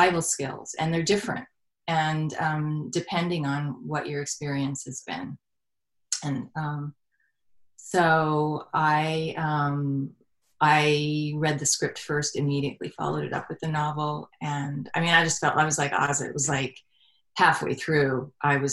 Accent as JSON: {"language": "English", "area": "Orange County", "region": "California", "country": "United States", "said": "I'm a girl from Orange County, California"}